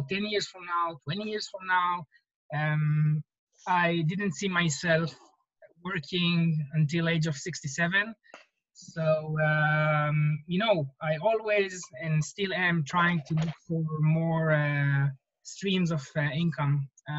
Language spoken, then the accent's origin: English; Israel; now in Silicon Valley, United States; I was coming from Israel where I always felt that real estate investment in Israel is a little bit more challenging.